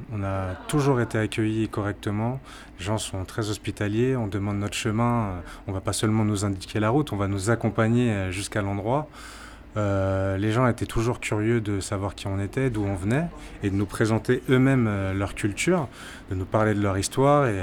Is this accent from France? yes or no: yes; Martinique, France; quand il me demande d'où je viens, parce qu'il pensait que j'étais béninois, je dis non, je viens de la Martinique.